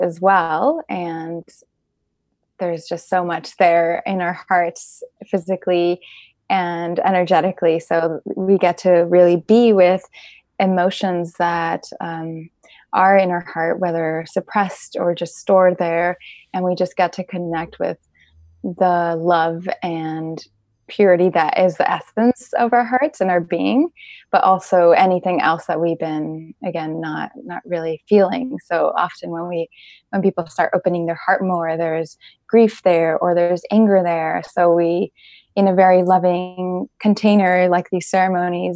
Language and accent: English; Mexico; now in Bay Area, United States; I'm also from Mexico